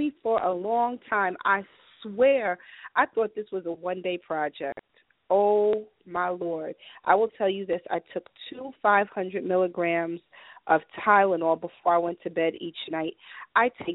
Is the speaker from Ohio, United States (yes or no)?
no; New York City, New York, United States; moved away; I was raised in New York City